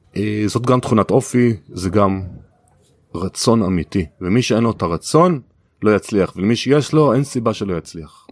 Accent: Kiryat Bialik, Haifa District, Israel; אני גדלתי בקריות כי הביאליק

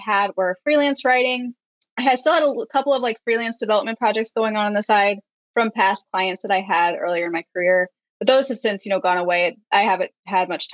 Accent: St. Louis, Missouri, United States; moved away as an adult; now in Washington, United States; I am from St. Louis, Missouri, which is the Midwestern part of the United States

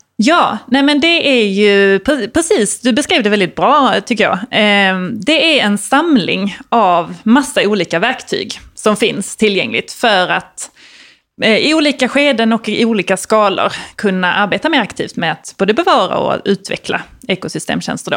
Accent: Malmö, Skåne, Sweden; jag är uppvuxen i, i Malmö, eller lite utanför Malmö som man kanske hör

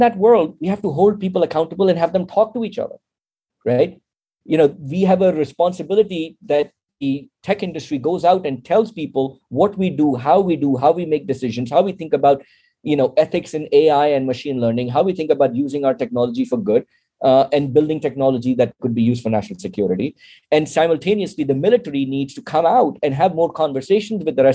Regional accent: Pakistan; now in United States; to be a Pakistani as well as an American citizen

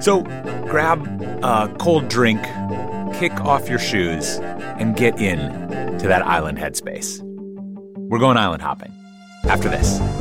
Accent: Minnesota, United States; as a Minnesotan

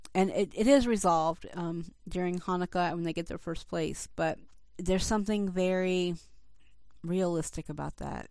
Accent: Atlanta, Georgia, United States; I grew up in Atlanta

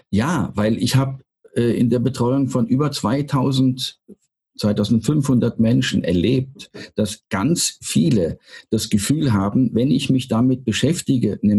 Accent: Röndorf, North Rhine-Westphalia, Germany; now in Odesa, Ukraine; Ich habe äh, meine, meine Wiege im, äh, im Rheinland, in Röndorf. Äh, wir mhm. waren Nachbarn von Adenauer, als ich ganz mhm. klein

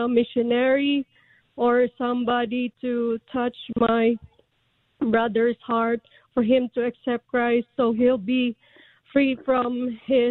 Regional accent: Philippines; now in Las Cruces, United States; I'm from the Philippines

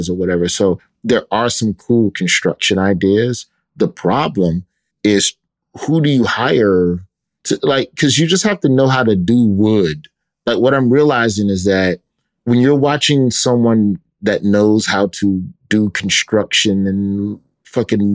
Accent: Birmingham, Alabama, United States; in Birmingham growing up on the West Side

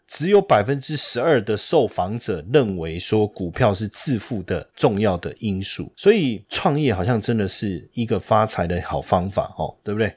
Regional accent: Taiwan; 我们台湾，如果你要到比较偏北方哦，我觉得也不习惯

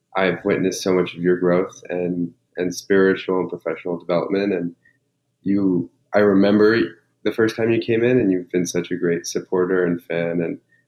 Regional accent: New York, United States; I grew up here in New York.

